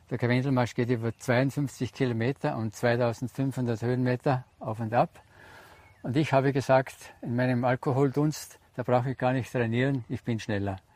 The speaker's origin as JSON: {"language": "German", "town": "Aurach", "region": "Tyrol", "country": "Austria", "said": "ich komme aus Aurach, bin also ein waschechter Tiroler und äh, ich bin 71 Jahre alt"}